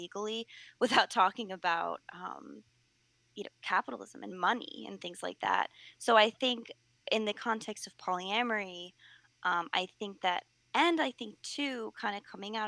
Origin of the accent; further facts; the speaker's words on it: United States; I'm speaking as an American, I'm speaking as someone from the West